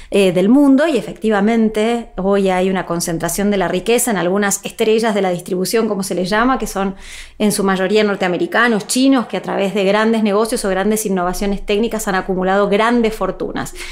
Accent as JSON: {"language": "Spanish", "country": "Argentina", "said": "soy argentina"}